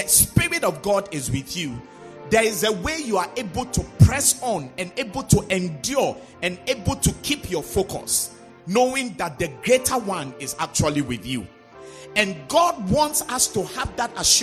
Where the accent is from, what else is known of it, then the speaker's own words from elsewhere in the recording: Volta, Ghana; those of us who come from the Volta region, we come from Greece